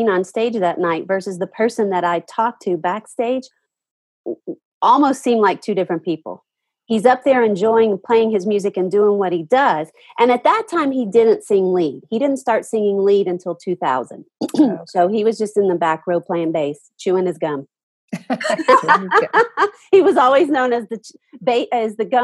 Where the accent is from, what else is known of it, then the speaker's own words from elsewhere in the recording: Nashville, Tennessee, United States; I grew up in Nashville